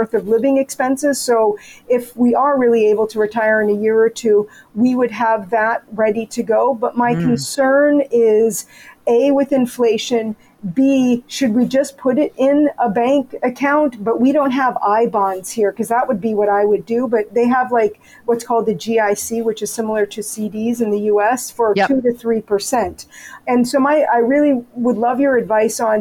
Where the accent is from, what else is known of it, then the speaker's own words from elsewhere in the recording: United States; moved away as an adult; now in Canada; I'm an American